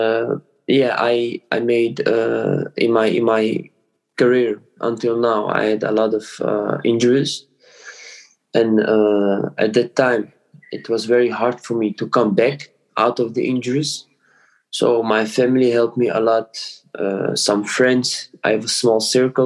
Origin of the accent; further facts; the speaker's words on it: Amsterdam, North Holland, Netherlands; English is a second language; moved away as an adult; now in Germany; I came from Amsterdam, the Netherlands. I born and raised there.